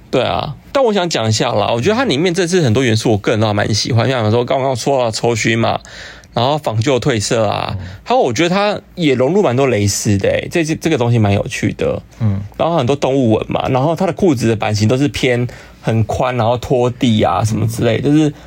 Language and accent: Chinese; Hsinchu, Taiwan; moved away as an adult; now in Taipei, Taiwan; 我本身是新竹人